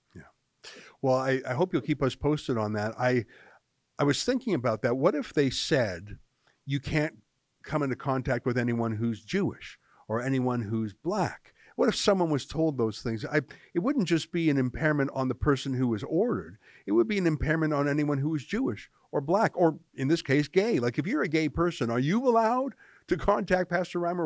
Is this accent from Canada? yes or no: yes; Canada; I'm just a Canadian